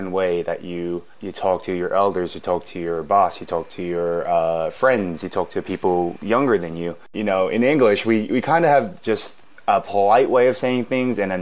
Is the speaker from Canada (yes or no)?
no; Australia; moved away as an adult; also born or lived in Korea; now in South Korea; I was born in Korea, but I moved to Australia when I was 4 months old. I was adopted to an Australian family